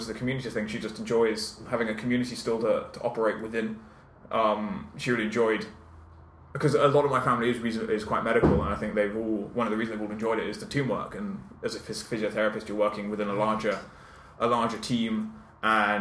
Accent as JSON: {"language": "English", "area": "South Downs, south coast of the UK", "region": "South East England", "country": "United Kingdom", "tie": "born or raised there", "also_born_or_lived": "London / Southampton / Oxford / Cambridge", "said": "I grew up on the south coast of the UK, in the South Downs. I was born in London, but my parents moved when I was 6 months old"}